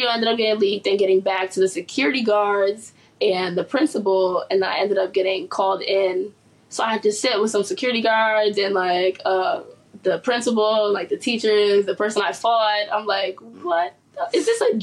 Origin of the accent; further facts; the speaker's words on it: New York City, New York, United States; I'm a New York native, born and raised in Harlem